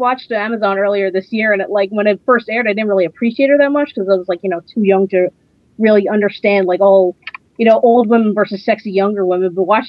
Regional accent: New Jersey, United States; I'm 26 and I'm from New Jersey.

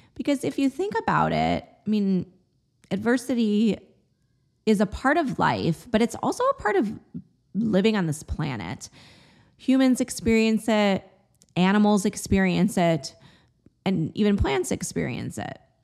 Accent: Chicago, Illinois, United States; moved away; also born or lived in New England / Austin, Texas; I grew up in the Midwest, in the Chicagoland area

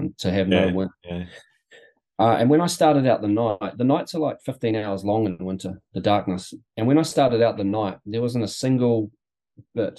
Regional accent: New Plymouth, Taranaki, New Zealand; now in Wanaka, New Zealand; I'm from New Plymouth originally, and that's a, it's a small city on the west coast of the North Island, and that will always be home

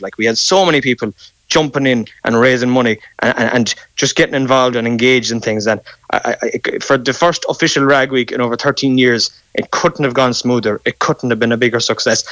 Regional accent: Ireland; As Irish men, we

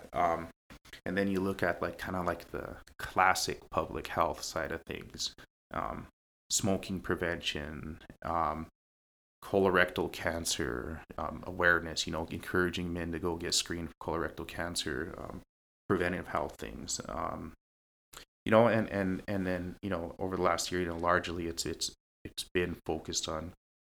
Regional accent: Pine Ridge, South Dakota, United States; growing up in Pine Ridge

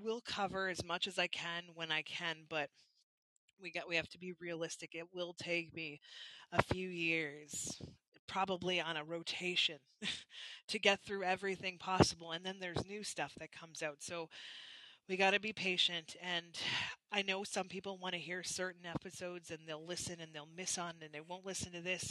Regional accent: Canada; from being Canadian

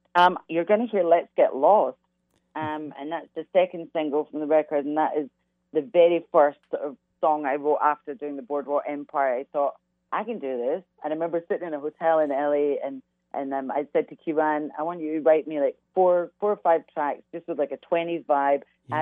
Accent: Glasgow, Scotland, United Kingdom; moved away; growing up in Glasgow, Glasgow is very much uh, it's all about soul music

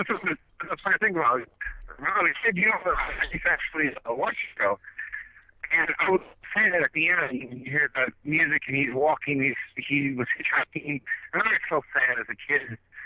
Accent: Chicago, Illinois, United States; moved away; I'm originally from Chicago. That wonderful cesspool that sits in the center of the country

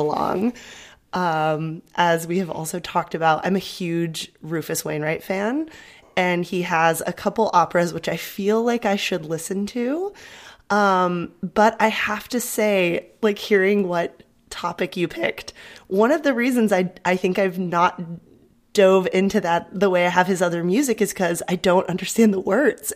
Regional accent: San Diego, California, United States; moved away as an adult; now in Berlin, Germany; growing up in San Diego

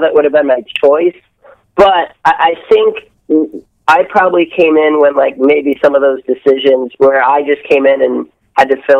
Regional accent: outside Detroit, Michigan, United States; moved away as an adult; also born or lived in Columbia, Missouri; I grew up outside of Detroit

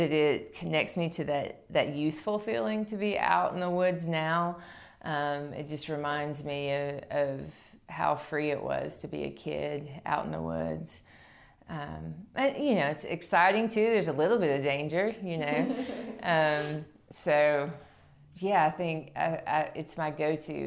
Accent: Qualla, North Carolina, United States; I grew up in Cherokee, North Carolina, technically in Qualla, North Carolina

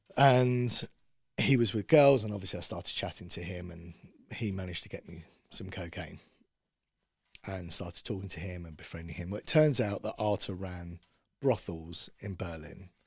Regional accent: Bushey, East of England, United Kingdom; I grew up in Bushy, so Watford was kinda like my stomping ground

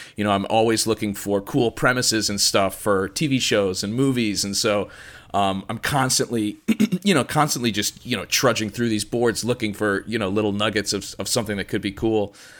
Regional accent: suburbs outside of Chicago, Illinois, United States; I grew up, uh, in the suburbs outside of Chicago

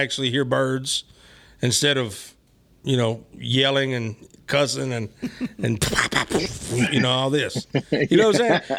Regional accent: Memphis, Tennessee, United States; moved away as an adult; now in Nashville, United States; I'm not actually from Nashville. I'm from Memphis.

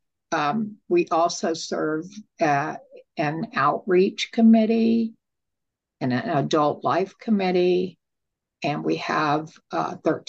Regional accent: Texas, United States; I'm from Texas

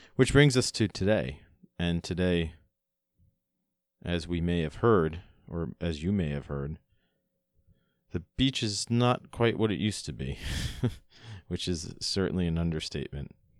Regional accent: Long Island, New York, United States; also born or lived in Florida; When I was about nine years old, my family and I moved from Florida, where I was born and raised, all the way up to New York

